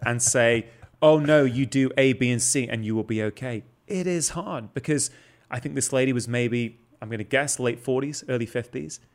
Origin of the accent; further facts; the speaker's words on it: Manchester, North West England, United Kingdom; I grew up in South Manchester